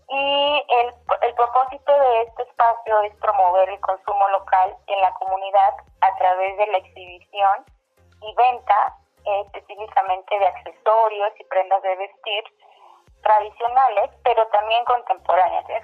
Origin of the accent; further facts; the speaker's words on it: Oaxaca, Mexico; Yo soy de, como lo, de, en donde yo abrí el showroom, en está el showroom que es la comunidad de Oaxaca de León, ubicada en la región mixteca de Oaxaca.